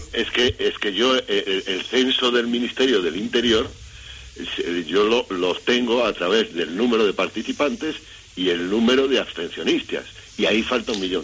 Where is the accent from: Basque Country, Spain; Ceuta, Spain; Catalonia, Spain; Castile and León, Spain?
Castile and León, Spain; Valladolid; yo que vivo en Valladolid, y vamos, que soy vallisoletano